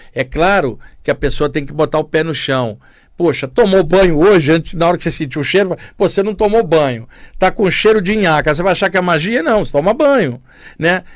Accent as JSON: {"language": "Portuguese", "town": "Duque de Caxias", "region": "Rio de Janeiro", "country": "Brazil", "tie": "born or raised there", "moved": "as an adult", "said": "Rio de Janeiro, onde eu cresci e vivi até os 27 anos. Eu morava em Duque de Caxias"}